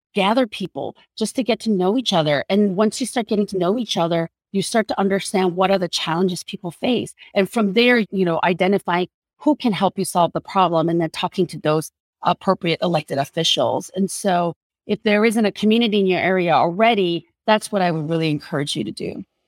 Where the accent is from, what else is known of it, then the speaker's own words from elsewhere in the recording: South Korea; now in United States; When I first came to this country, I cannot count the number of times people have approached me because I was a Korean woman